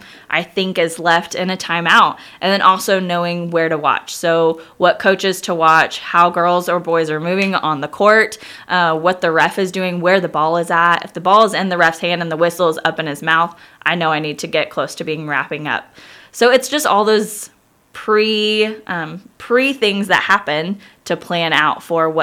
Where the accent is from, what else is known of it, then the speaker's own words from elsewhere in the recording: Kansas, United States; moved away as an adult; also born or lived in Ireland; I was born and raised in Kansas, grew up in the same house my whole life.